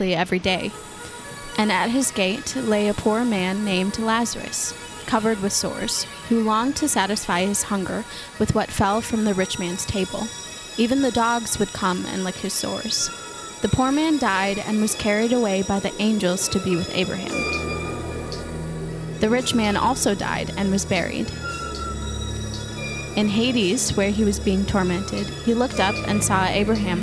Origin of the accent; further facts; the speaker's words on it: Minnesota, United States; I'm from Minnesota